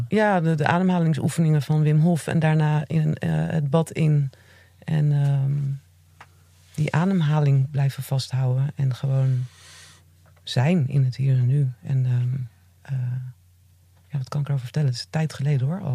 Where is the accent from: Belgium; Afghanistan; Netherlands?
Netherlands; Zeeland; ik ben in Zeeland opgegroeid.